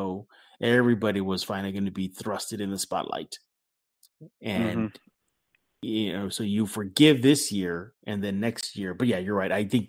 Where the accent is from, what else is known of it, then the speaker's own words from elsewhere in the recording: San Antonio, Texas, United States; I am from the South Side